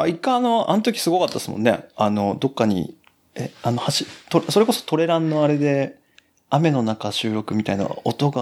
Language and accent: Japanese; Kumamoto, Japan; now in Osaka, Japan; 熊本で生まれてはい、 本当に硬い中で生まれて